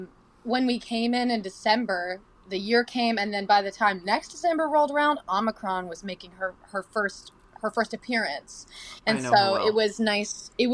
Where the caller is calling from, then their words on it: New York, United States; I'm tuning in from my apartment in Hell's Kitchen.